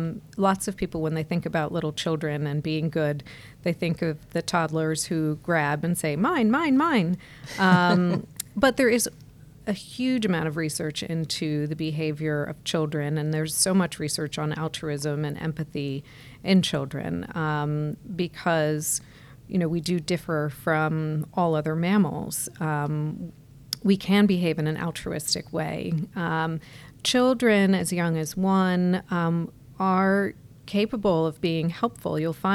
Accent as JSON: {"language": "English", "region": "New York area", "country": "United States", "also_born_or_lived": "United Kingdom", "moved": "as an adult", "lives_now": "South Florida, United States", "said": "Well, I'm originally from the New York area."}